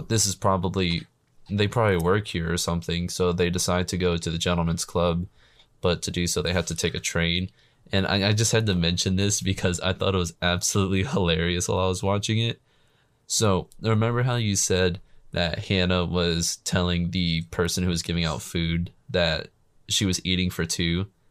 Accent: United States; I'm American

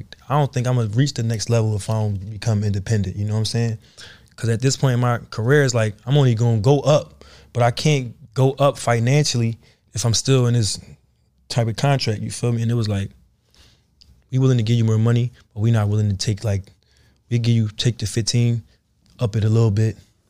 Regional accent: Philadelphia, Pennsylvania, United States; I'm coming from Philly. I'm fucked up. I'm from the trenches, bro.

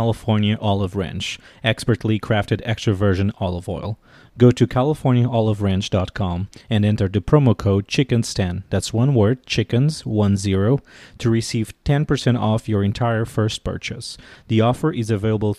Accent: Portugal; moved away as an adult; now in Washington, D.C., United States

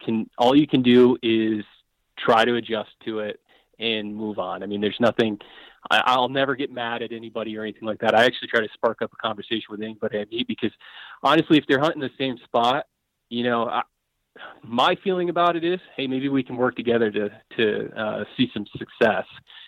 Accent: Colorado, United States; kind of the unit I grew up hunting in Colorado here and cutting my teeth on it.

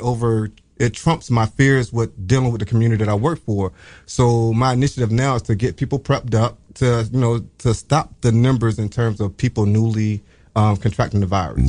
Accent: Norfolk, Virginia, United States; moved away; I'm from Virginia

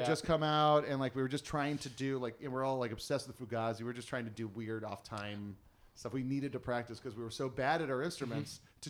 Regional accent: Hawaii, United States; I was born and raised in Hawaii.

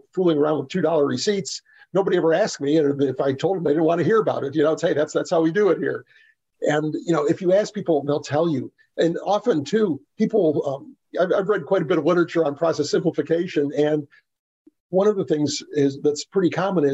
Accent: Texas, United States; I'm from Texas

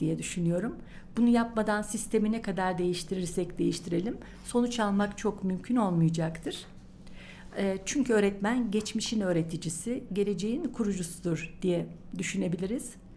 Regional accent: Niğde, Turkey; moved away as an adult; also born or lived in İzmir / Gümüşhane; now in Ankara, Turkey; 1959 Niğde doğumluyum. Ee, ilk orta ve lise eğitimimi Niğde'de tamamladım.

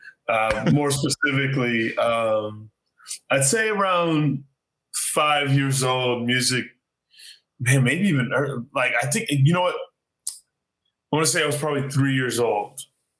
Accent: Arizona, United States; I grew up in Arizona.

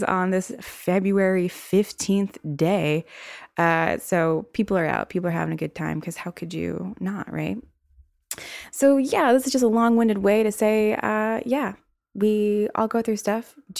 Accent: the South, United States; accent: southern; With my little southern accent showing

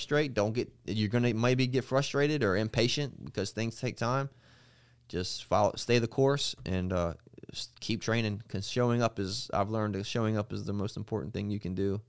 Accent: Eastern Shore, Maryland, United States; I'm from Maryland.

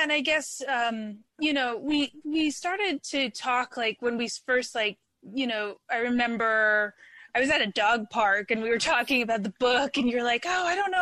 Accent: Philadelphia, Pennsylvania, United States; now in Bay Area, United States; I grew up in Philadelphia

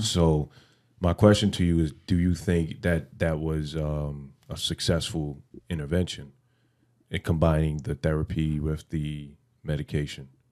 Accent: New York City, New York, United States; I grew up in the Bronx

